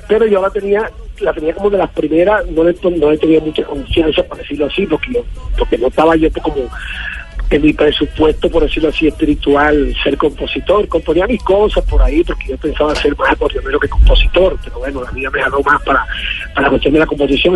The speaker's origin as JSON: {"language": "Spanish", "town": "Patillal", "region": "Cesar", "country": "Colombia", "said": "va a ser en mi tierra patillalera"}